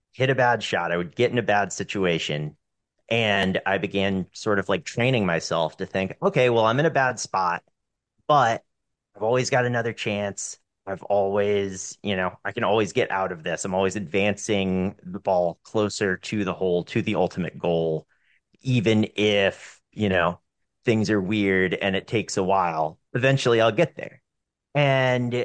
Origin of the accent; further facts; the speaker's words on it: Western North Carolina, United States; moved away as an adult; I moved back to where I grew up in Western North Carolina.